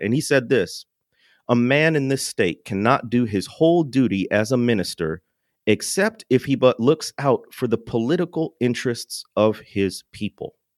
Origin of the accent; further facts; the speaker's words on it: Chicagoland area, Illinois, United States; I don't claim I grew up in the city, but I am from